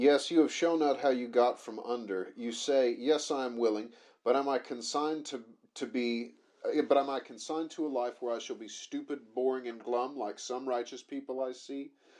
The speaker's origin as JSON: {"language": "English", "country": "United States", "moved": "yes", "lives_now": "United Kingdom", "said": "I am American."}